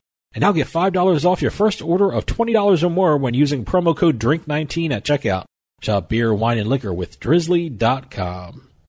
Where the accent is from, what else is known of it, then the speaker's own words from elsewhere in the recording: New Jersey, United States; I'm from New Jersey